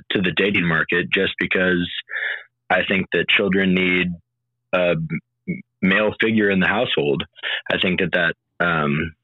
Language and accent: English; United States; I'm from the United States.